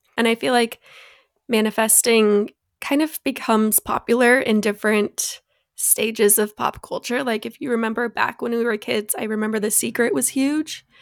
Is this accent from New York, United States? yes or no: no; Phoenix, Arizona, United States; we were born and raised in Phoenix